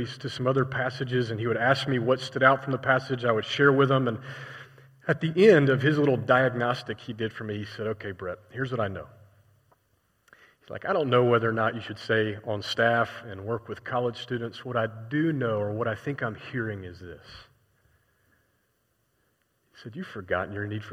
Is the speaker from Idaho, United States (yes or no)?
no; Atlanta, Georgia, United States; moved away as an adult; also born or lived in Indiana; I was from Atlanta, Georgia